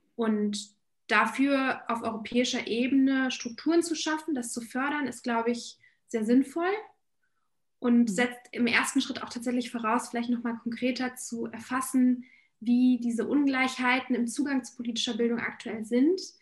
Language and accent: German; Berlin, Germany; ich äh, bin Berlinerin und meine Wurzeln sind ursprünglich in Polen